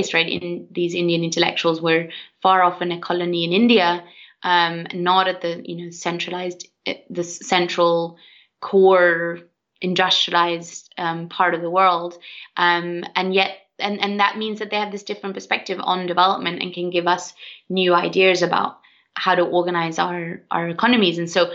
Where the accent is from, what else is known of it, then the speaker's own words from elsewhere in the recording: Sweden; I'm from Sweden